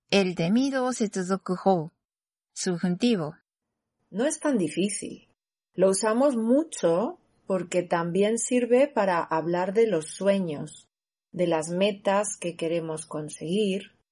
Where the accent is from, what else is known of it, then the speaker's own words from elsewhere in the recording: Spain; moved away as an adult; now in Japan; Soy …, de España, y también soy profesora de español en Japón.